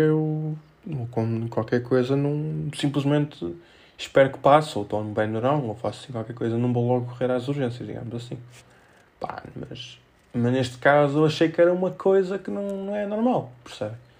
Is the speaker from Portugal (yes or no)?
yes; Felgueiras, Norte, Portugal; sou de Felgueiras, não sou de Penafiel